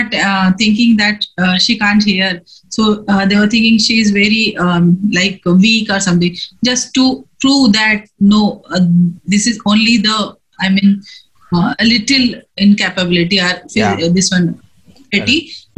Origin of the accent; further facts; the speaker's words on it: Bangalore, Karnataka, India; I'm from Bangalore, from Takikumiya, for Tabat.